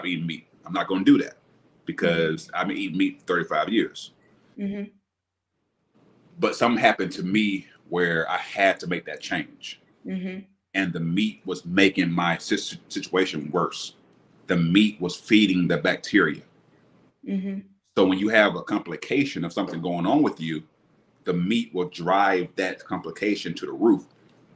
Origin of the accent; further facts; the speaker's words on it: Alabama, United States; also born or lived in Tampa, Florida; I'm back in my hometown, Alabama